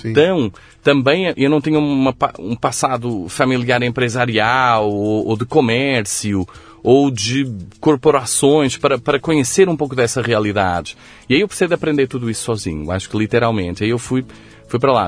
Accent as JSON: {"language": "Portuguese", "town": "Coimbra", "region": "Centro", "country": "Portugal", "tie": "born or raised there", "also_born_or_lived": "Lisbon / Rio de Janeiro", "accent": "Coimbra", "moved": "as an adult", "lives_now": "São Paulo, Brazil", "said": "Nasci em Coimbra. Nasci, cresci, estudei em Coimbra."}